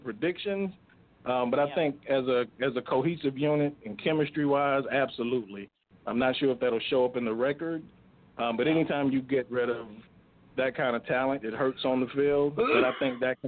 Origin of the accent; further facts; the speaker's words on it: South Carolina, United States; I grew up in South Carolina